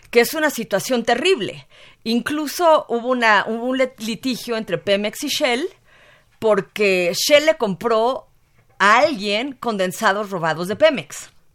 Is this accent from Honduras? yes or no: no; Mexico; como mexicana